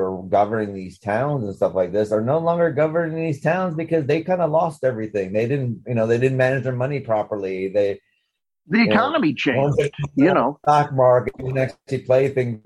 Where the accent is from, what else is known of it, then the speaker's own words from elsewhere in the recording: Sackets Harbor, New York, United States; now in England; I grew up in Sackett's Harbor